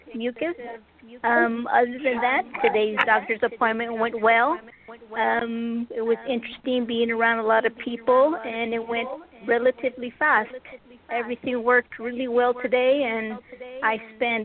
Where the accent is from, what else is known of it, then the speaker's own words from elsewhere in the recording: San Antonio, Texas, United States; San Antonio, Texas